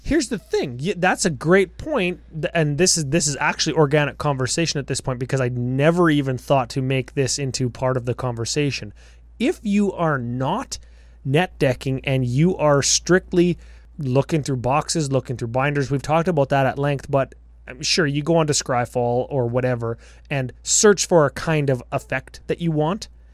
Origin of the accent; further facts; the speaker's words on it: Canada; 'cause we're Canadian.